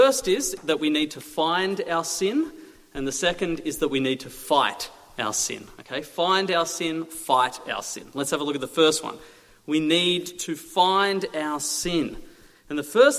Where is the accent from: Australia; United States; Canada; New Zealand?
Australia; moved away as an adult; now in Little Shelford, United Kingdom; I'm from Australia. I came here a year ago.